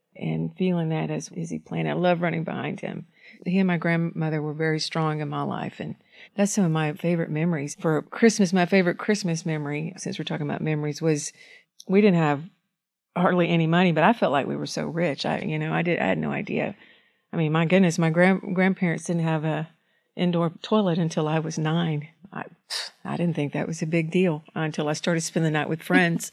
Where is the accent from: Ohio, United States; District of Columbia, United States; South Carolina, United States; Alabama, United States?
Alabama, United States; Red Bay; also born or lived in The Shoals, Alabama; I was born and raised in Red Bay, Alabama, and, and moved on up here to the Shoals